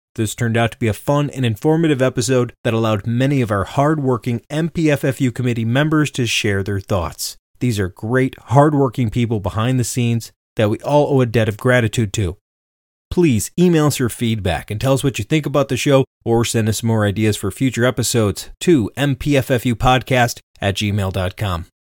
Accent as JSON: {"language": "English", "town": "Livonia", "region": "Michigan", "country": "United States", "tie": "born or raised there", "said": "I'm from Livonia"}